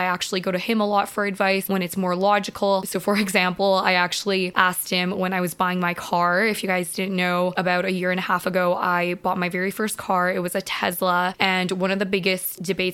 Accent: Vancouver, British Columbia, Canada; I am from Vancouver.

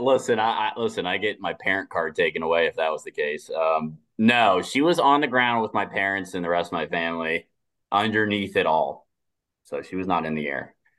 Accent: South Florida, United States; I'm from South Florida. I'm living in West Palm right now

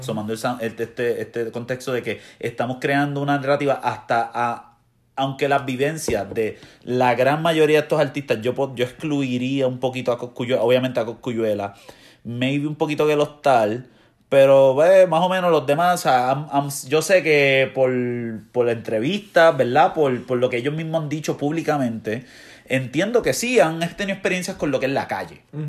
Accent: Ponce, Puerto Rico; yo me crié en Ponce, en una urbanización

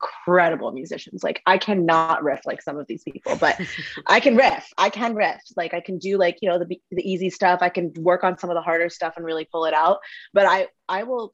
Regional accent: California, United States; also born or lived in India; I came here when I was about a year old.

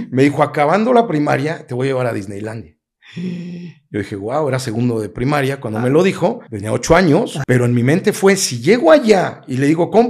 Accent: Querétaro, Mexico; Aquí en Querétaro. En Querétaro. Más queretano que los arcos.

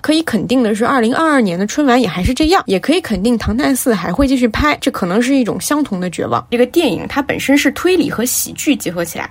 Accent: Guizhou, China; 我当时吐槽我和我的家乡里，因为它拍的是我的家乡

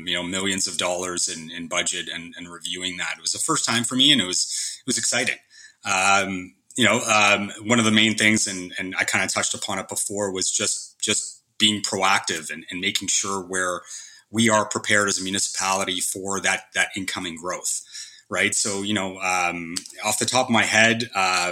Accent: Montreal, Quebec, Canada; now in Clarington, Canada; I grew up in Montreal

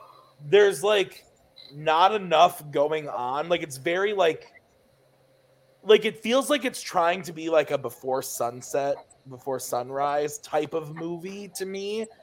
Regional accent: United States; I'm an American man.

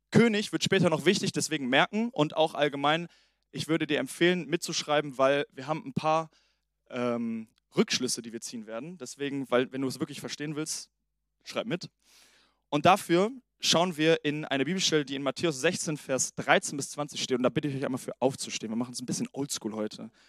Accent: Italy; Und ähm, genau, bevor wir starten, auch nochmal ich bin Italiener.

